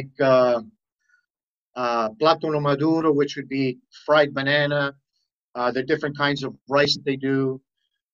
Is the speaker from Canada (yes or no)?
yes; Toronto, Ontario, Canada; I was born here in Toronto, Canada, onto Italian parents